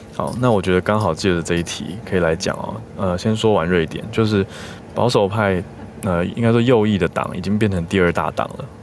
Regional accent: Taiwan; 我是台湾人

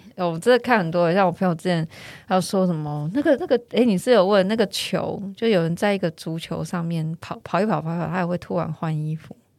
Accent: Taiwan; 我们土生土长的台湾人

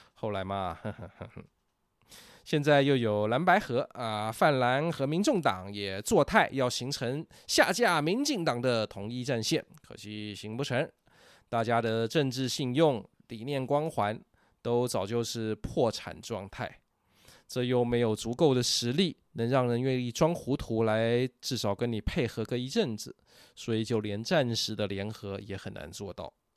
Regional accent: Taiwan; 我们台湾人

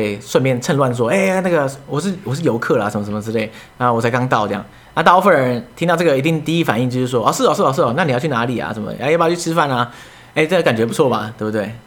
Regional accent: Taiwan; “哎、欸，你们哪里来的啊？”他说：“哦，台湾啊。”

